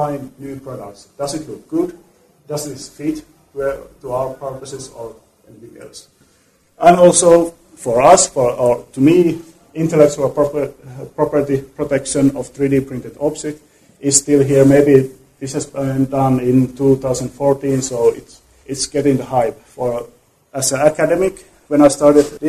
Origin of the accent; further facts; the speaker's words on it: Tampere, Pirkanmaa, Finland; Tampere, my hometown in Finland